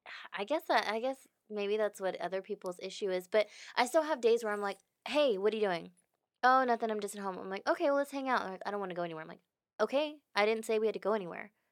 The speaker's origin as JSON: {"language": "English", "town": "Houston", "region": "Texas", "country": "United States", "tie": "born or raised there", "said": "I'm from Houston, born and raised"}